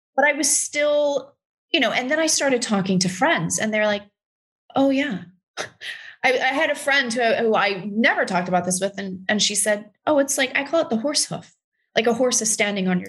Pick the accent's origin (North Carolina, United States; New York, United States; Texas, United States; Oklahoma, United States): Texas, United States; i'm from texas it is a very specific, it's hard R's